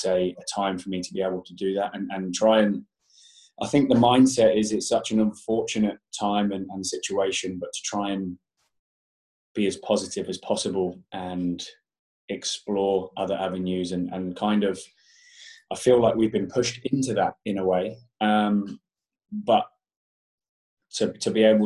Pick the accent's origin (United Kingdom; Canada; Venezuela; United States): United Kingdom; Portsmouth, South East England; moved away as an adult; now in London, United Kingdom; I'm actually from Portsmouth on the south coast, but I moved to London when I was 19, so many moons ago